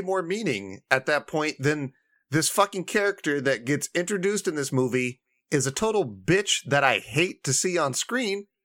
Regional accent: Indiana, United States; my home state of Indiana

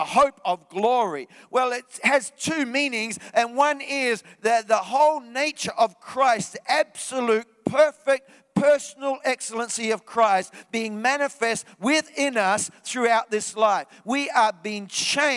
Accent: New Zealand; moved away; I was back in New Zealand in my hometown.

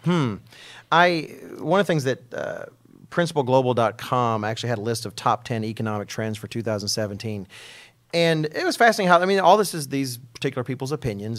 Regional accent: Texas, United States; speaking as an American and a Texan

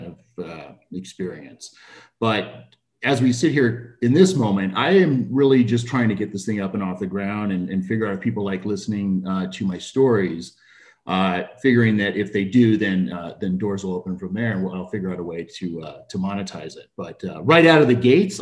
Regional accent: Arizona, United States; moved away as an adult; now in Montana, United States; I'm from Arizona. I moved up to Montana with my family about a year ago.

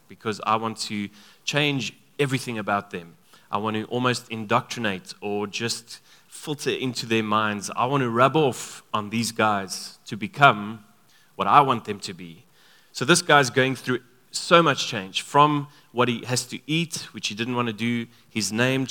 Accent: Free State, South Africa; Both him and I grew up in the Free State.

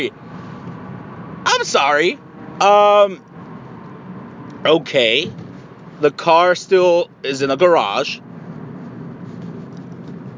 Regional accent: Mexico; moved away; I am from Mexico.

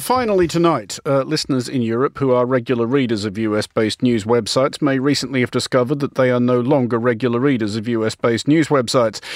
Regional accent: Australia; I'm Australian

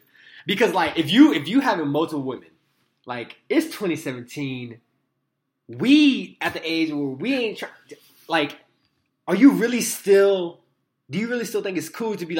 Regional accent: West Side, California, United States; also born or lived in Fairfield, California; now in Central Texas, United States; Based out of Central Texas, hailing from West Side, California, ride or die.

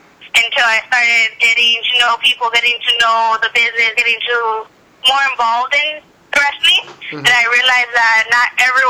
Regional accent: Santa Ana, California, United States; I'm actually from California, from Santa Ana. I was born and raised in Santa Ana.

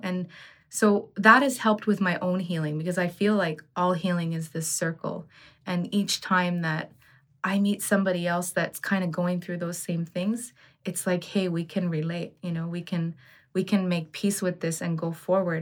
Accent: Ottawa, Ontario, Canada; growing up in Ottawa

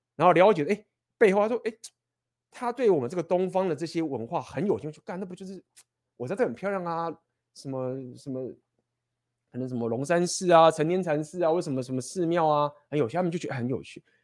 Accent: Taiwan; 我觉得我们台湾人本身某种程度也算是第一世界的情形了

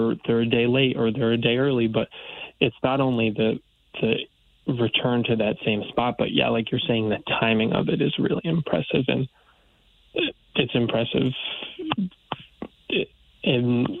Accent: New Haven County, Connecticut, United States; also born or lived in Orono, Maine; I did grow up in Connecticut. I'm originally from New Haven County

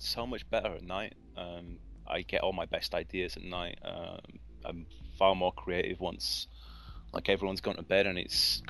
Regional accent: England, United Kingdom; moved away; Really, when I moved here from England

